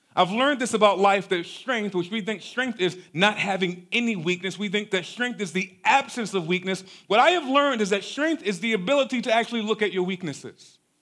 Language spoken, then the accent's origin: English; Baltimore, Maryland, United States; we grew up in South Baltimore in a neighborhood called Cherry Hill